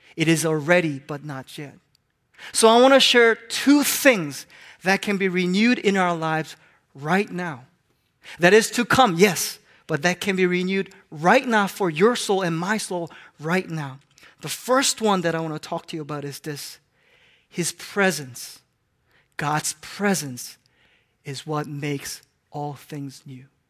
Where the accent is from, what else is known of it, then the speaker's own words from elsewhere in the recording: Hong Kong; moved away; I grew up in Hong Kong